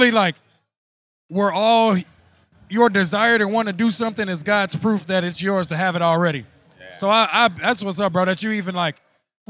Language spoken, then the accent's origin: English; Gary, Indiana, United States; moved away; I'm from Gary, Indiana